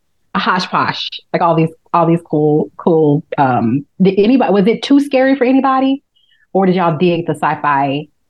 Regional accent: Memphis, Tennessee, United States; moved away; I grew up in Memphis.

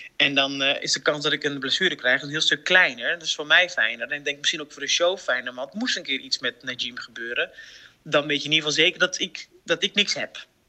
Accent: 's-Hertogenbosch, North Brabant, Netherlands; Ik kom uit Den Bosch

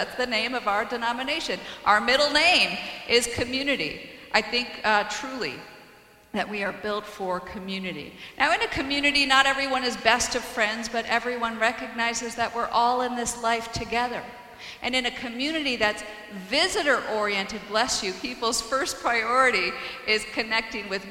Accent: Iowa, United States; now in Lehigh Valley, United States; In my hometown in Iowa

